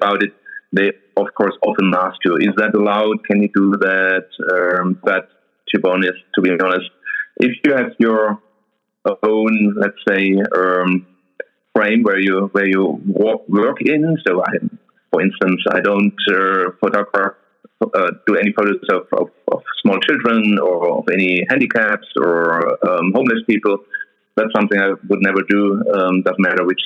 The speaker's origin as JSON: {"language": "English", "area": "a town close to Nuremberg", "region": "Bavaria", "country": "Germany", "tie": "born or raised there", "said": "Nuremberg, which is a city very close to my hometown"}